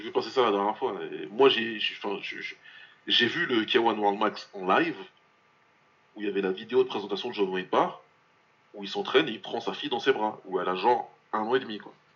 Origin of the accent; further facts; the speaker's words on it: France; en tant que Français